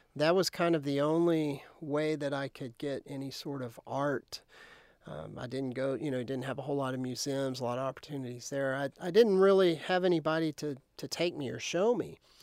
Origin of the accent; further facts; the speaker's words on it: Lubbock, Texas, United States; I grew up outside of Lubbock towards